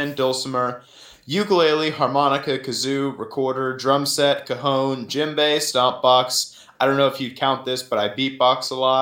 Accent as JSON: {"language": "English", "town": "Rolla", "region": "Missouri", "country": "United States", "said": "I'm from right here in Rolla, Missouri"}